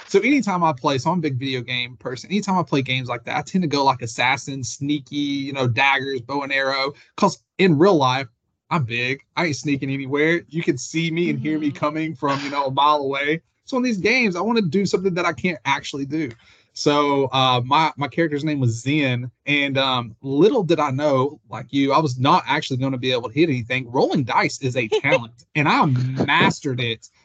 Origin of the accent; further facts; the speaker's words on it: New Orleans, Louisiana, United States; I'm from New Orleans